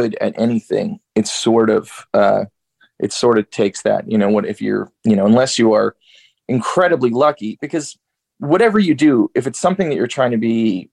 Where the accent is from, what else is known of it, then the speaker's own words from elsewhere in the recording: Georgia, United States; also born or lived in Newark, New Jersey; now in Nashville, United States; And then I finished growing up in Georgia